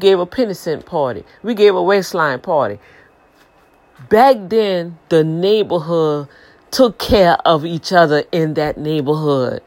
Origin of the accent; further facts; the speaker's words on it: New Orleans, Louisiana, United States; moved away as an adult; now in Houston, United States; I was born and raised in LGS, you know, where I was born on the East Bank, and my mama moved when I think I was like 2 years old. So ever since then, I've been on the West Bank